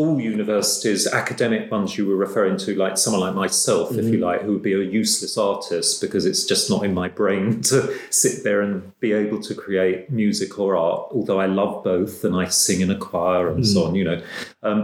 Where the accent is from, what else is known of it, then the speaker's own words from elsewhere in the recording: London, United Kingdom; being a Londoner all my life